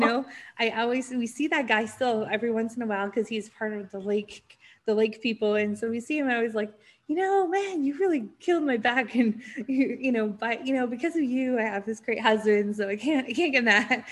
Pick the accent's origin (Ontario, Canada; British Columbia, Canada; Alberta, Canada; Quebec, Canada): British Columbia, Canada; North Vancouver; also born or lived in Switzerland; I grew up in Vancouver, just on a suburb of Vancouver called North Vancouver. So I was born and raised there